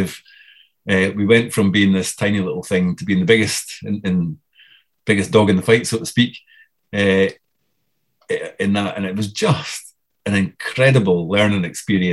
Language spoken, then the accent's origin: English; Dundee, Scotland, United Kingdom; I was this guy from Dundee